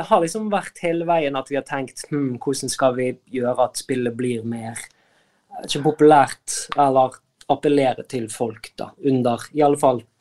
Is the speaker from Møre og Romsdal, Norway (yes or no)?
no; Askøy, Vestland, Norway; vi er jo fra Askøy, altså Bergen, og der har det jo vært vinter i hele sommer.